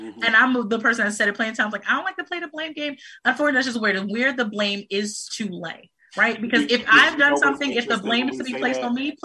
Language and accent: English; United States; We are from America.